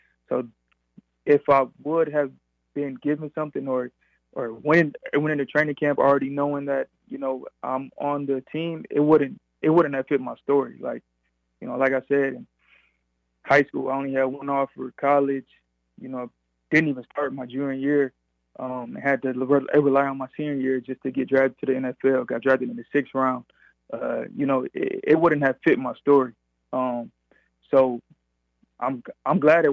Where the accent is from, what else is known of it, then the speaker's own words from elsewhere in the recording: Grand Rapids, Michigan, United States; moved away; I'm from Michigan, and, you know, I wouldn't mind playing for my hometown team